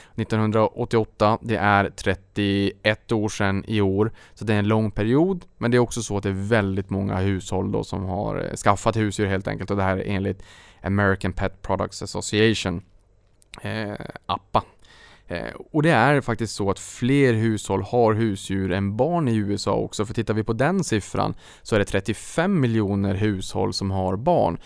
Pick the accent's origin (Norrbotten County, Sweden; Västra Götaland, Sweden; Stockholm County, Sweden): Norrbotten County, Sweden; Norrbotten där jag kommer ifrån